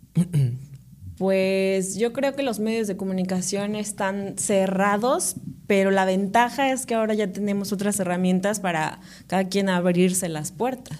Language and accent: Spanish; Córdoba, Veracruz, Mexico; also born or lived in Paraje Nuevo, Amatlán, Veracruz / Xalapa, Veracruz; soy de Córdoba, Veracruz. Viví mucho tiempo en Paraje Nuevo, que es este, un pueblo que pertenece a Matlán. Ok. Hasta los 11 años, pero pues de ahí ya este nos, venimos a, vivir a Córdoba